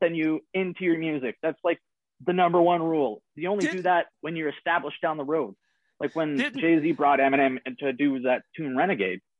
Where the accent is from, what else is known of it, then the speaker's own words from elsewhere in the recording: Canada; as a Canadian